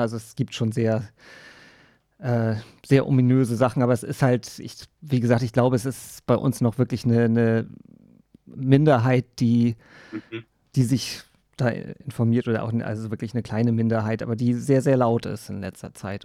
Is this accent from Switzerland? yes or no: no; Germany; bei uns in Deutschland und in Europa